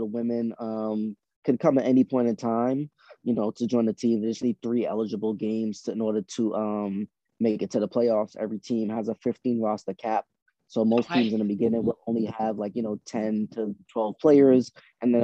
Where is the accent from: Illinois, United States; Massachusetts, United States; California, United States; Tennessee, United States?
Massachusetts, United States; Boston; also born or lived in Trinidad; I was born in Trinidad. I came up to Boston when I was 6 years old. Grew up in the Roxbury, Mission Hill area.